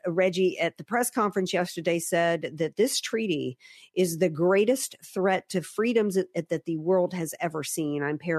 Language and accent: English; the South, United States; I've been saying that, you know, that I grew up in the South.